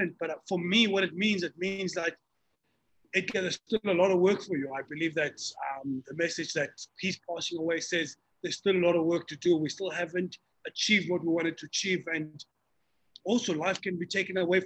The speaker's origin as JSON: {"language": "English", "region": "Limpopo", "country": "South Africa", "also_born_or_lived": "Mamelodi", "said": "where we come from Fosterhurst and Jane First and Limpopo"}